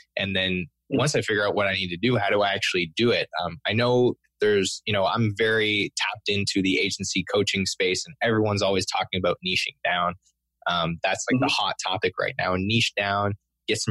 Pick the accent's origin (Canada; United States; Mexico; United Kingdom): Canada; I'm French Canadian, and I feel like I can say this because I am a French Canadian